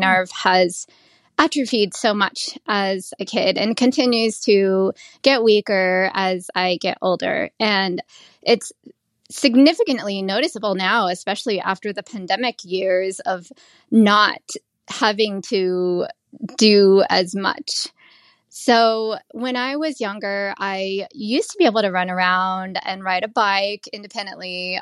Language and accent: English; United States; also born or lived in Thailand / Cambodia / Las Vegas; my family came to the U S. I was just about to turn year, two years old